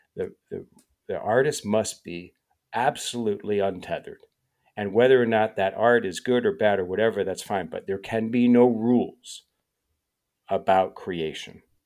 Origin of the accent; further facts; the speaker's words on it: Chicago suburbs, Illinois, United States; growing up in the Chicago suburbs